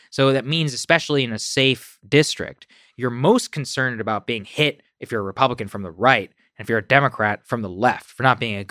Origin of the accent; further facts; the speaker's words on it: Texas, United States; all right, I'm from Texas, so that's what I know best.